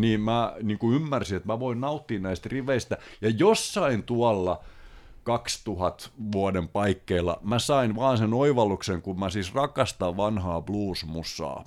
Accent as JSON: {"language": "Finnish", "town": "Paimio", "region": "Southwest Finland", "country": "Finland", "tie": "born or raised there", "moved": "as an adult", "said": "me ollaan Paimiosta kotosi"}